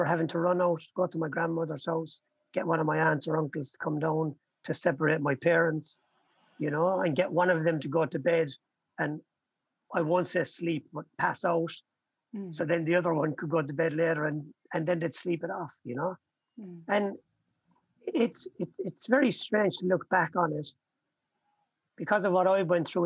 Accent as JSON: {"language": "English", "town": "Limerick", "region": "Munster", "country": "Ireland", "tie": "born or raised there", "said": "I was born in Limerick in Ireland. I've got 9 brothers and sisters. You know, we grew up and lived in a council house on a council estate."}